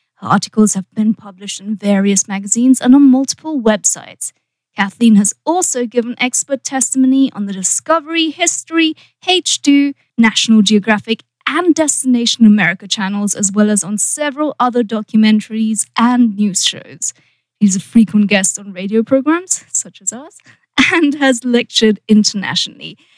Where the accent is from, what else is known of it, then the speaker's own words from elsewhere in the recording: United Kingdom; now in Los Angeles, United States; being British